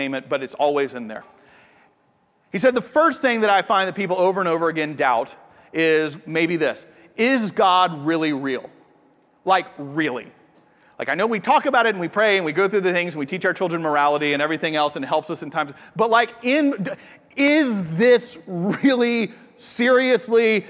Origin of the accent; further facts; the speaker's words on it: Atlanta, Georgia, United States; moved away as an adult; now in Austin, United States; I'm from Atlanta, and it's where we lived before we moved here.